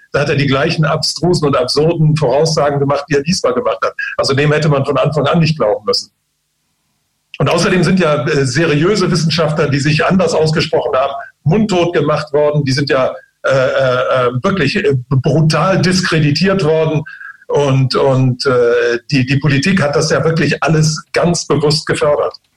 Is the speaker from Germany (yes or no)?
no; China; moved away; ich bin ja selbst in China geboren